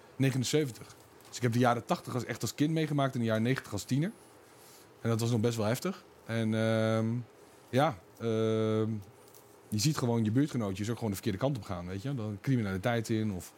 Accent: Utrecht, Netherlands; daar ben ik geboren en eh, opgegroeid in Utrecht-Overvecht.

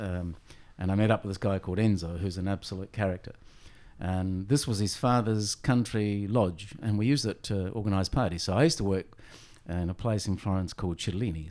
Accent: Australia; also born or lived in Messina, Sicily, Italy; I was nine years of age when we came here. And, um, yeah, so educated here

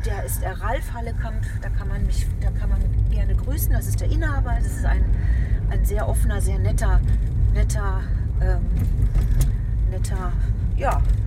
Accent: Lüdinghausen, North Rhine-Westphalia, Germany; moved away; ich bin ja auch in Seppenrade groß geworden

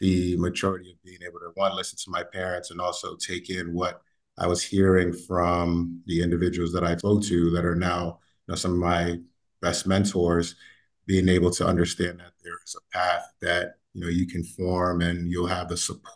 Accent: New York City, New York, United States; growing up in the Bronx

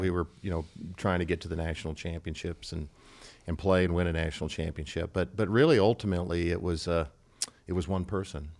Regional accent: Cedar Falls, Iowa, United States; now in Nebraska, United States; I grew up in Cedar Falls, Iowa

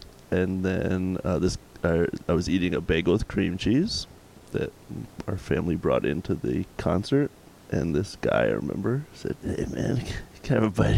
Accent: Potomac, Maryland, United States; now in Washington, D.C., United States; I am actually from Potomac, Maryland, same county.

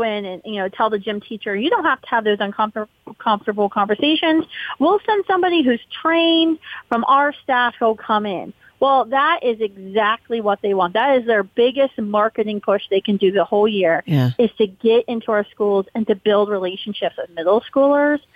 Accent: West Virginia, United States; my home state, West Virginia Wesleyan University

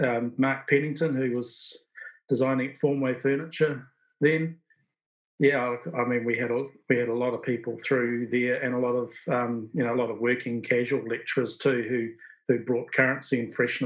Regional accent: Hawke's Bay, New Zealand; also born or lived in Bluff / Stewart Island; I was raised in Hawke's Bay

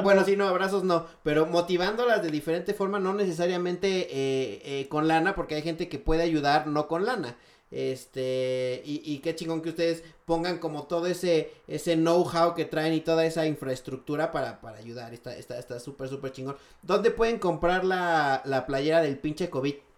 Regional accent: Mexico City, Mexico; como chilangos disfrutamos muchísimo eh, la Roma

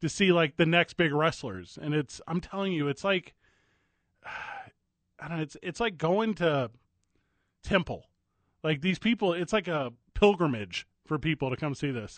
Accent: Midwest, United States; moved away as an adult; now in Albuquerque, United States; where we grew up in Saint Louis, Chicago, Kansas City, most of Ohio

